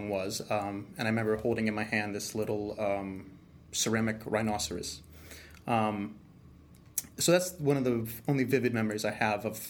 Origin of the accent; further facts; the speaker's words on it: Winthrop, Massachusetts, United States; I'm originally from Winthrop, Massachusetts